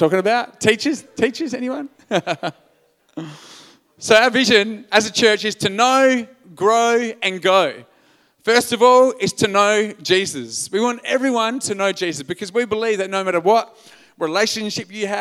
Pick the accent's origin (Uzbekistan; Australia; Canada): Australia; Albany, Western Australia; also born or lived in Perth; I'm an Australian male